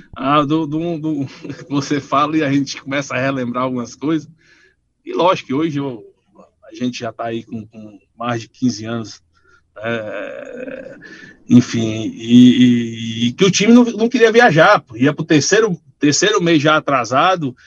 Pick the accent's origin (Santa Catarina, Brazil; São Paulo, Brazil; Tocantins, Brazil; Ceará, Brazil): Ceará, Brazil; Paracuru; eu não nasci no Paracuru, mas fui criado lá